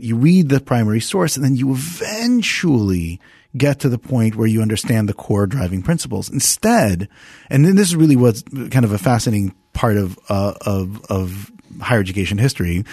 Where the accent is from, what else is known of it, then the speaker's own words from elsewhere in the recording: Montclair, New Jersey, United States; also born or lived in Israel; I was actually born in Israel, and I grew up in New Jersey since the age of ten.